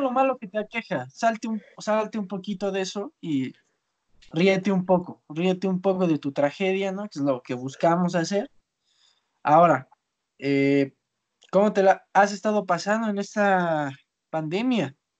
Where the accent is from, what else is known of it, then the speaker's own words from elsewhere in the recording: Zinacantepec, State of Mexico, Mexico; Yo soy de Sinacantepec